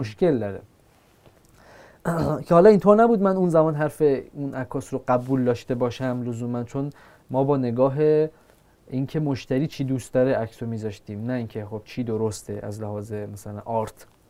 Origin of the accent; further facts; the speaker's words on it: Iran; ما که ایرانیم